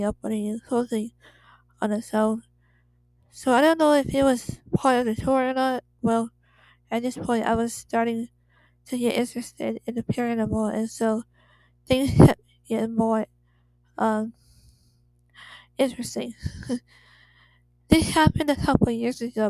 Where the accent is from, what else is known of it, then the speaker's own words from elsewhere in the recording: Torrance, California, United States; I was born and raised in Torrance, California